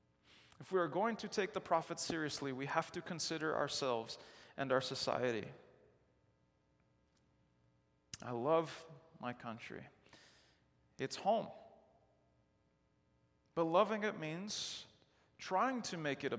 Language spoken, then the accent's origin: English; Chicago, Illinois, United States; I grew up in Chicago